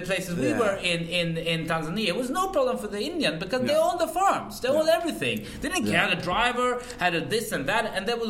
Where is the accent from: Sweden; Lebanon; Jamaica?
Sweden; also born or lived in Pakistan; I'm from Sweden